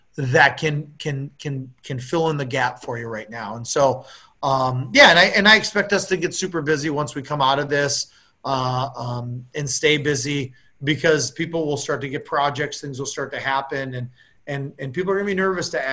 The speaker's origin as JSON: {"language": "English", "town": "Appleton", "region": "Wisconsin", "country": "United States", "tie": "born or raised there", "said": "when I grew up in Appleton, Wisconsin, I knew all my neighbors"}